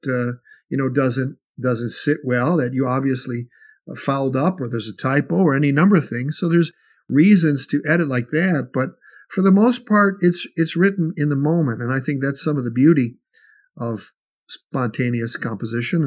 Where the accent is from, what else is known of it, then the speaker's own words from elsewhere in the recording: Chicago, Illinois, United States; I grew up in Chicago.